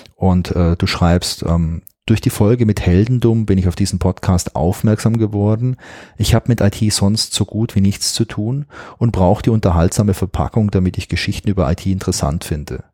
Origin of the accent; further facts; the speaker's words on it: Germany; hier bei uns in Deutschland